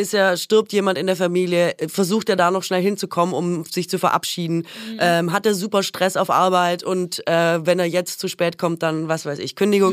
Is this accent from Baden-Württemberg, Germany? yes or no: yes; Swabia, Baden-Württemberg, Germany; Ich komme aus dem Schwabenland